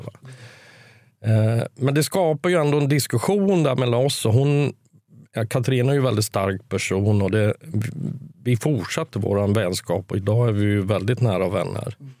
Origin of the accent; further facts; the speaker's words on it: Kiruna, Norrbotten County, Sweden; moved away as an adult; also born or lived in Stockholm / Gothenburg; jag är född i Kiruna.